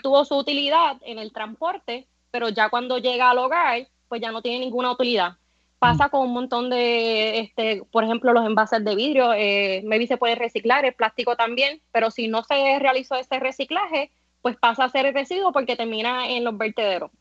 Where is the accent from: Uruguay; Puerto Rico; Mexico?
Puerto Rico; San Sebastián; moved away as an adult; now in Cabo Rojo, Puerto Rico; De San Sebastián, eh, hace tres años que estoy viviendo en Cabo Rojo